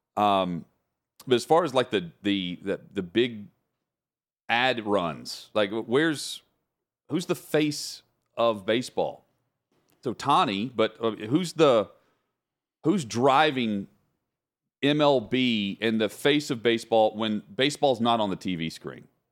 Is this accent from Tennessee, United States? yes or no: yes; Middle Tennessee, United States; growing up in Middle Tennessee